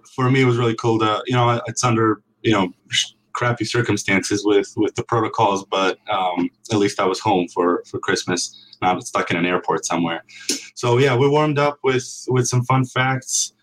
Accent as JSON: {"language": "English", "country": "Serbia", "moved": "yes", "lives_now": "United States"}